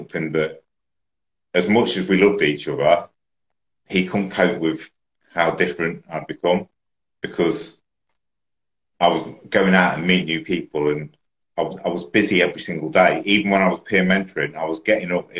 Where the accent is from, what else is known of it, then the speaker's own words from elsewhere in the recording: Leicester, East Midlands, United Kingdom; I was from Leicester.